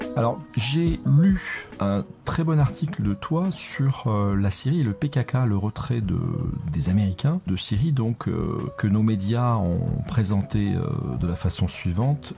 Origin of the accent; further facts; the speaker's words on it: France; quand on est français